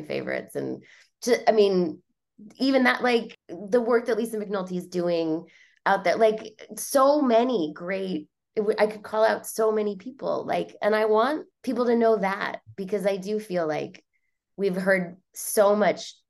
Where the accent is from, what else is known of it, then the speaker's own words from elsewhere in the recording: New Jersey, United States; I grew up in New Jersey